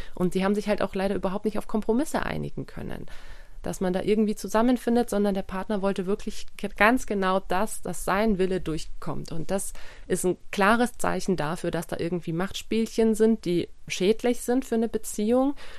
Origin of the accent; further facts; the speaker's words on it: Germany; bei uns in Deutschland